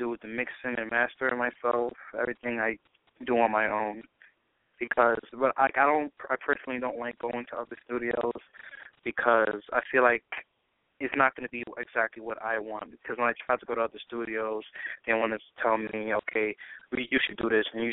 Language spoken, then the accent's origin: English; New York, United States; also born or lived in New Jersey / Trinidad; I was actually born in New Jersey, but I was raised in New York.